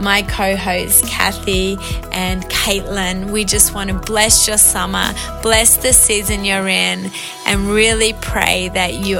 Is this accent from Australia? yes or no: yes; Australia; accent: Aussie; moved away as an adult; now in Montreal, Canada; I'm coming to you from Montreal, Quebec. Actually live here, been here for 5 years from Australia.